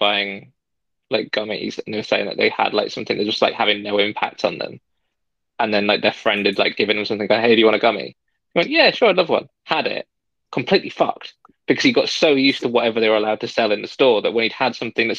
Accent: Yorkshire and the Humber, United Kingdom; also born or lived in Lancashire; now in Canada; I don't know if I lived a sheltered like life growing up in Yorkshire.

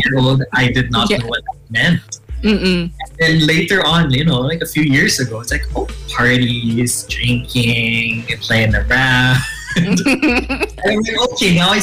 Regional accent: Philippines; also born or lived in Siargao; I am Filipino

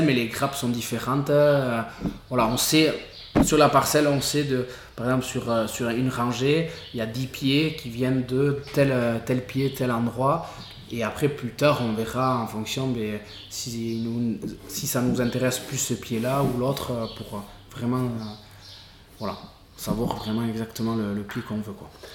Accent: Irouléguy, Nouvelle-Aquitaine, France; je suis né ici, à Rechia

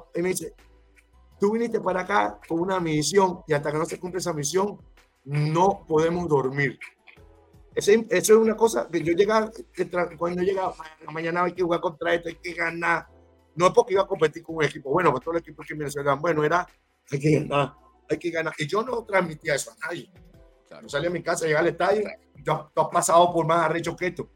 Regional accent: Miranda, Venezuela; moved away; also born or lived in Ocumare del Tuy; Yo nací en el tour me crié en Miranda

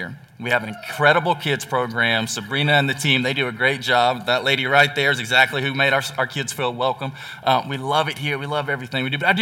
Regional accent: Texas, United States; moved away; I am from Texas

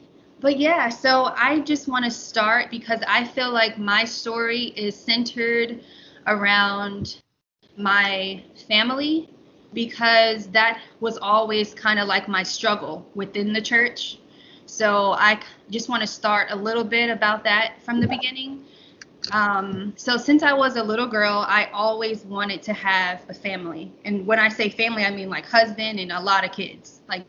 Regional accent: Atlanta, Georgia, United States; born there; now in Charlotte, United States; I was born in Atlanta, but traveled around all my life to Florida, Kentucky. I've been many places, but yeah, I was born in Atlanta.

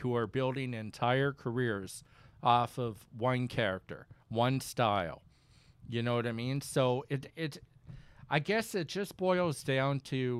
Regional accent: Saint John, New Brunswick, Canada; I'm teaching at a new college in St. John, New Brunswick, which is my hometown.

